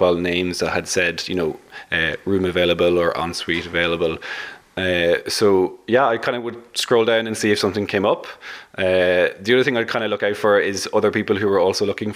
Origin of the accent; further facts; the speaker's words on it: Dublin, Leinster, Ireland; I'm from Dublin